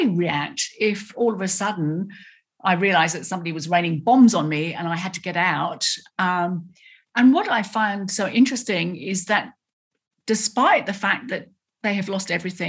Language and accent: English; United Kingdom; accent: British; moved away as an adult; now in Australia; I've still got a British accent and I can perform the proper accent